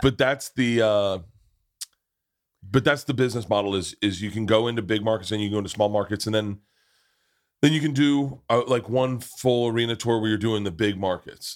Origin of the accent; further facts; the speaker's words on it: Tampa, Florida, United States; moved away; I grew up in Tampa.